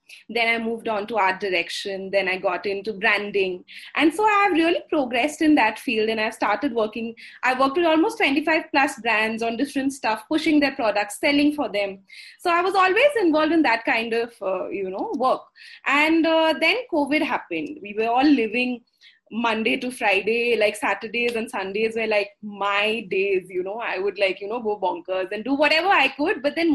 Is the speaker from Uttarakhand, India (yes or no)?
no; Assam, India; first language Assamese; English is a second language; Moromere means with love. In Assamese being my mother tongue.